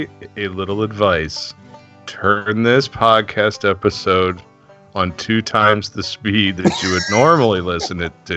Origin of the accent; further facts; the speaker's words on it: Ohio, United States; I'm from Ohio. I've got family in West Virginia